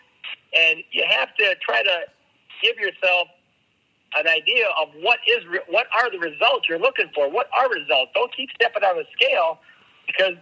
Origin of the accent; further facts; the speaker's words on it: Minnesota, United States; when I was growing up in Minnesota, my cousins had a farm